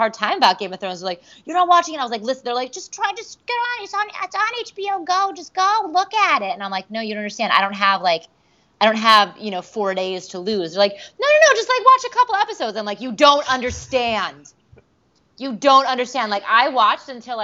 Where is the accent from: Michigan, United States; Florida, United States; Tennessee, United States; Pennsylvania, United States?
Michigan, United States; also born or lived in New York; now in Los Angeles, United States; I'm originally from Michigan, and I lived in New York for a long time, and I'm now out in L.A.